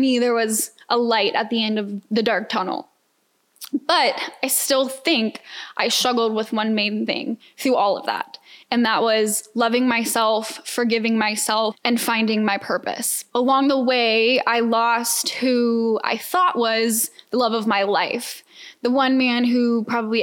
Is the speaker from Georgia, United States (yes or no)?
yes; Atlanta, Georgia, United States; moved away as an adult; now in Houston, United States; I'm a Georgia peach, for those who don't know, born and raised in Atlanta